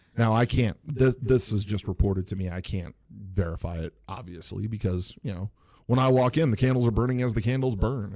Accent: Northwest Indiana, United States; I grew up in Northwest Indiana, not, not too, too far from Chicago

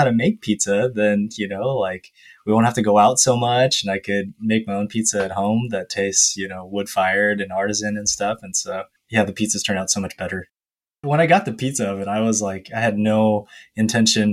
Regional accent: United States; I was the first generation that kind of grew up here

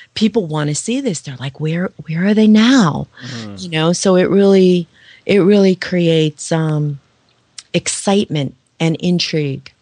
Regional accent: New York, United States; I'm from New York

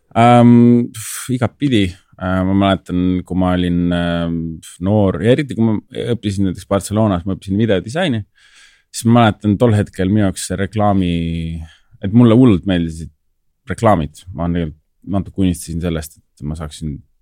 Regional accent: Tallinn, Harju County, Estonia; ma olen kasvanud ja elanud Tallinnas

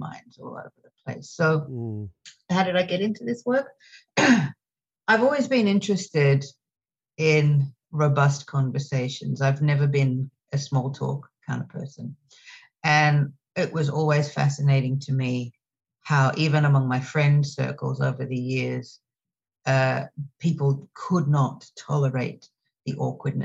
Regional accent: Australia; now in New York City, United States; I'm originally from Australia. And now I live in New York City

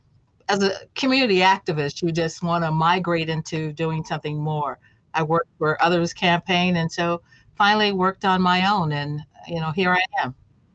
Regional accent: Chicago, Illinois, United States; also born or lived in Memphis, Tennessee; I was born in Memphis, Tennessee, but my family migrated to the Chicago area. So I grew up on the south side of Chicago in the 34th Ward.

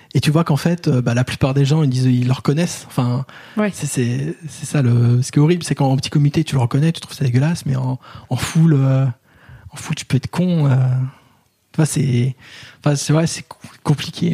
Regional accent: Paris, Île-de-France, France; en tant que Parisien, blanc, grand

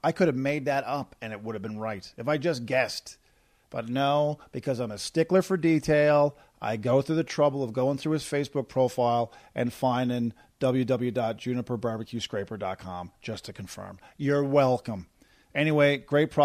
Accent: Corner Brook, Newfoundland and Labrador, Canada; from my hometown of Corner Brook, Newfoundland

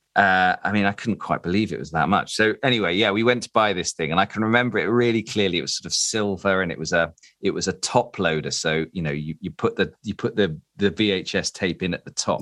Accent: Derby, East Midlands, United Kingdom; moved away; I'm originally from Derby

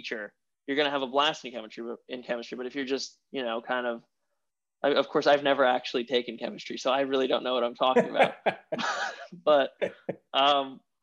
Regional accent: upstate New York, United States; also born or lived in Queens, New York City; now in New York City, United States; I'm actually from upstate, but I've spent a lot of my formative years in the city. I was in Queens for a little while, and now I'm in the center of Manhattan

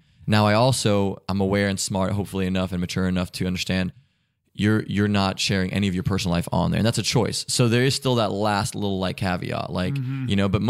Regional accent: Germany; born there; She was in Germany. I was born in Germany.

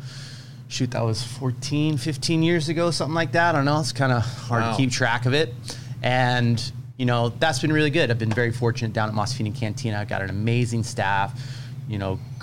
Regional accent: Vista, California, United States; growing up in Vista.

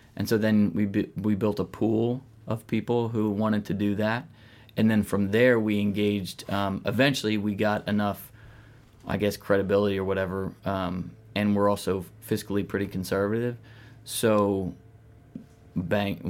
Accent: outside of Philadelphia, Pennsylvania, United States; outside of Philly

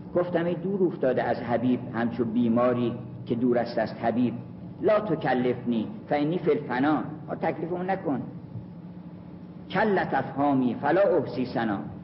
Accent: Kurdistan, Iran; کرد هستم

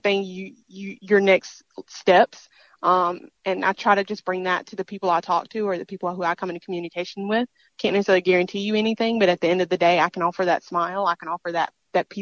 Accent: Mississippi, United States; this is my home state

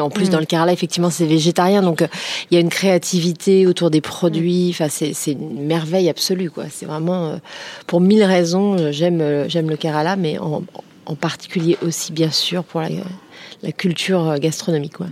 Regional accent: Créteil, Île-de-France, France; j'ai grandi à Créteil

